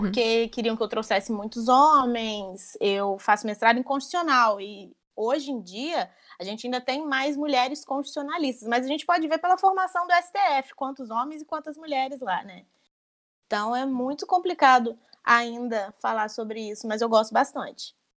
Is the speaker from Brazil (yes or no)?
yes; Barra Mansa, Rio de Janeiro, Brazil; Eu sou de Barra Mansa, interior do Rio